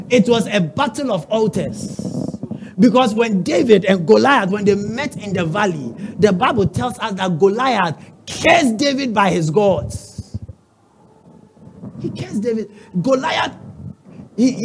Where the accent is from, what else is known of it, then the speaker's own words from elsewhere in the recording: Accra, Greater Accra, Ghana; I come from Osu.